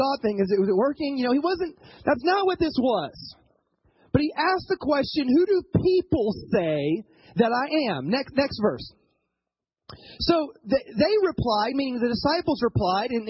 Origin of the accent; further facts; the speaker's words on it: the South, United States; moved away as an adult; also born or lived in Ohio; I grew up in the South